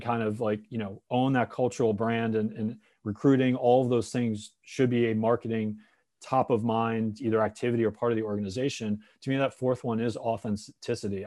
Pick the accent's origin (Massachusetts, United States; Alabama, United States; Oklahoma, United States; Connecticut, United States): Connecticut, United States; I grew up in Connecticut